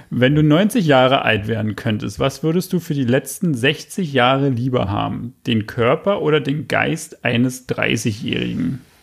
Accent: Berlin, Germany; also born or lived in Australia; Ich bin im Juli geboren, in West-Berlin, bin nach Ost-Berlin gezogen, bin in Köpenick dann eigentlich aufgewachsen

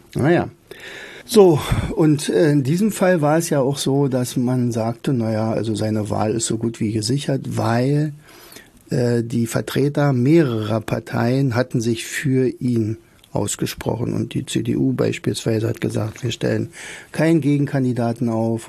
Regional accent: Rauen, Brandenburg, Germany; also born or lived in Oderberg; denn ich komme ja aus Rauen

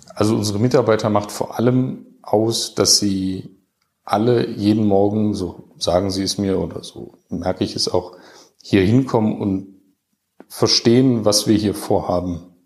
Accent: Düsseldorf, North Rhine-Westphalia, Germany; also born or lived in Heidelberg; now in Enzkreis, Germany; als Düsseldorfer

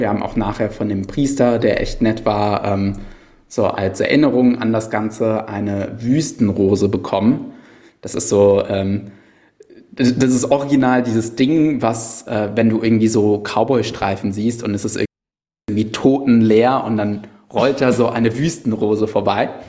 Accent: Cologne, North Rhine-Westphalia, Germany; bei mir als gebürtiger Kölner

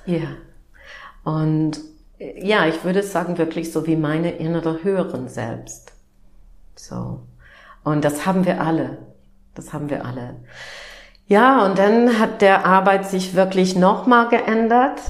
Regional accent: Upper Midwest, United States; German is a second language; moved away as an adult; now in Germany; ich bin Amerikanerin und ähm, bin aufgewachsen im Nord-Midwest von den Vereinigten Staaten

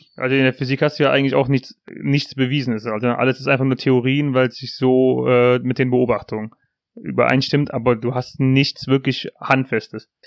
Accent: near Aachen, North Rhine-Westphalia, Germany; wir kommen aus der Nähe von Aachen

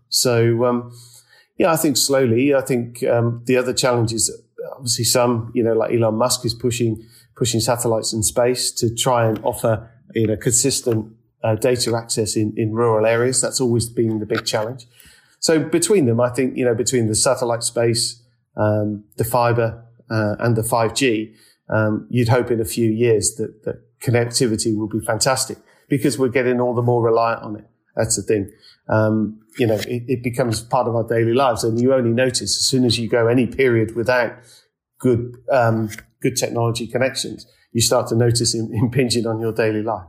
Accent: United Kingdom; now in London, United Kingdom; as Brits

